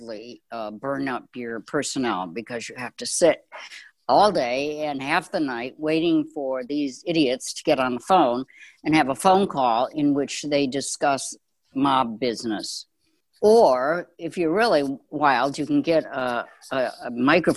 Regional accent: Chicago, Illinois, United States; I grew up in Chicago.

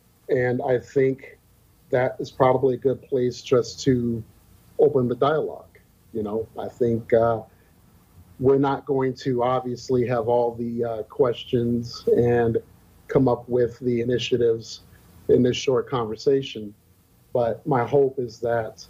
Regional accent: North Carolina, United States; now in Fargo-Moorhead, United States; I grew up in North Carolina

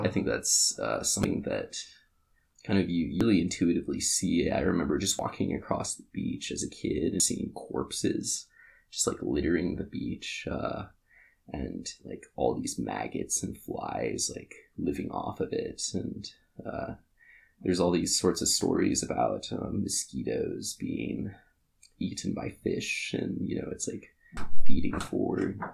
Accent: Kodiak, Alaska, United States; moved away; I grew up in Kodiak, Alaska

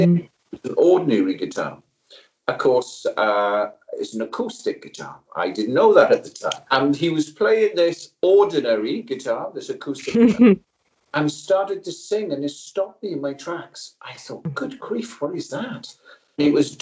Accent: South Wales Valleys, United Kingdom; I was brought up in South Wales Valleys, working class community.

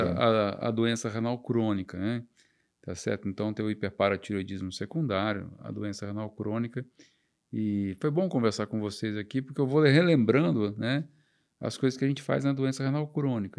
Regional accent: Vitória, Espírito Santo, Brazil; Eu fui criado em Vitória, no Espírito Santo

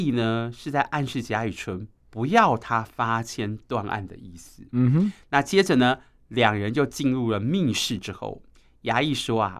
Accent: Taipei, Taiwan; 我们台北人

